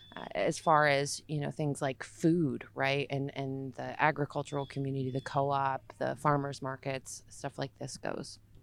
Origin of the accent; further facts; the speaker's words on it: Little Falls, United States; When I was growing up in Little Falls, I grew up up the street from Brook Park